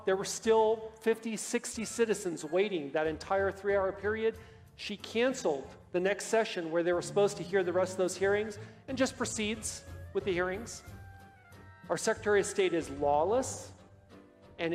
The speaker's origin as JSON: {"language": "English", "region": "Colorado", "country": "United States", "said": "I'm a citizen and a veteran. I'm from Colorado."}